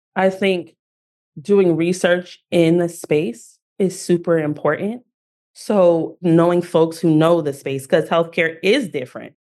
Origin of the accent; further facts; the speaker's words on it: Newark, New Jersey, United States; I am a girl from Newark, New Jersey